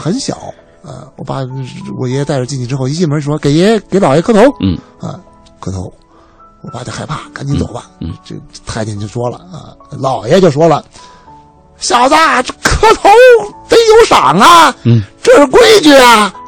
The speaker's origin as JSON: {"language": "Chinese", "region": "Beijing", "country": "China", "said": "我们家这个作为老北京的一个，一个，一个大家族"}